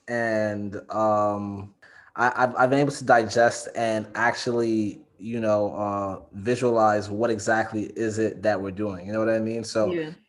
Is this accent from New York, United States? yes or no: yes; New York City, New York, United States; I'm from the Bronx